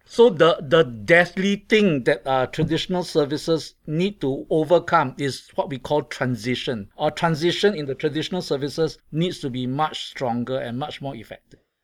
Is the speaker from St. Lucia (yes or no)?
no; Singapore; I come from Singapore